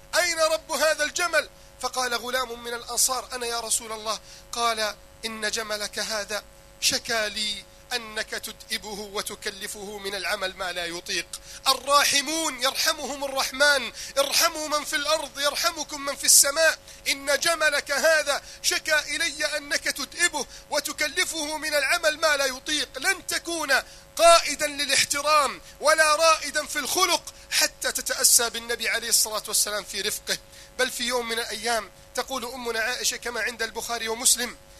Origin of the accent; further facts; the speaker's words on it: Egypt; عندنا في مصر